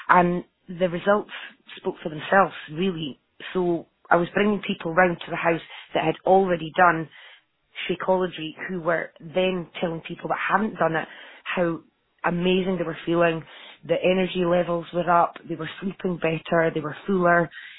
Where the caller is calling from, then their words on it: Scotland, United Kingdom; Oh, sorry, Aberdeenshire.